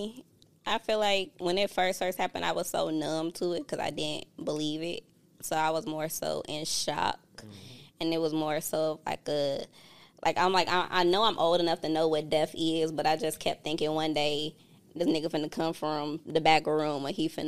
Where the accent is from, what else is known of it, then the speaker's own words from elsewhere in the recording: Chicago, Illinois, United States; moved away; I had a good life growing up. I didn't experience all of the things that y'all normally hear about Chicago